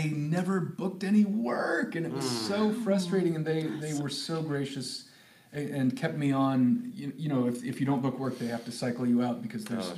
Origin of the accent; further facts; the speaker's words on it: Sacramento, California, United States; moved away as an adult; also born or lived in Los Angeles; now in Hawaii, United States; I grew up in Sacramento